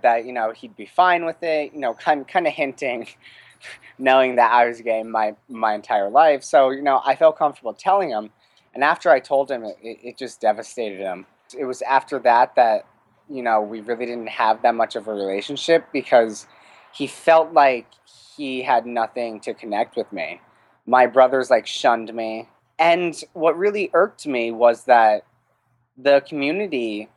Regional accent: Wayne, New Jersey, United States; moved away as an adult; now in Los Angeles, United States; I was born in Wayne, New Jersey, raised there until I was 18

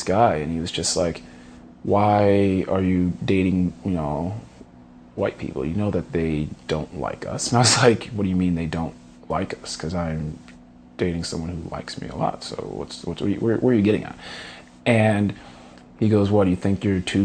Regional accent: Philadelphia, Pennsylvania, United States; I'm from Philadelphia, Pennsylvania

